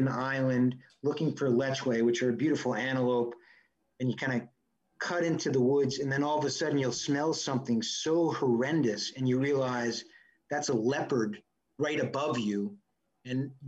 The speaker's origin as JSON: {"language": "English", "region": "New York", "country": "United States", "said": "I'm from New York, I live in New York City"}